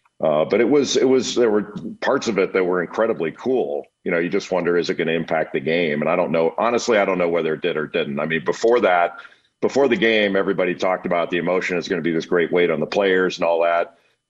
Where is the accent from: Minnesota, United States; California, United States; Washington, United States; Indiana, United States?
California, United States; Los Angeles; when I was always really sensitive growing up in Los Angeles to the John Wooden discussion of the greatest of all time